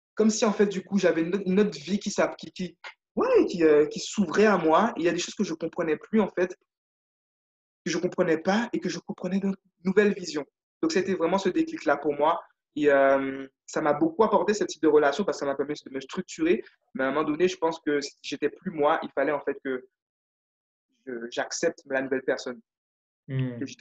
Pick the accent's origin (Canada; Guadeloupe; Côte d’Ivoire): Guadeloupe; moved away as an adult; j'ai eu la chance, moi, de, vivre, de vivre en Guadeloupe. Donc, je suis né en Guadeloupe. Et voilà, j'ai fait, je suis parti à 18 ans de chez moi